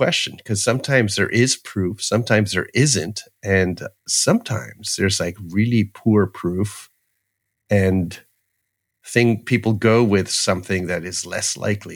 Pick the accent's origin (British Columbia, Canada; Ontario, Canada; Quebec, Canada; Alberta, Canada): Ontario, Canada; Toronto; growing up in Toronto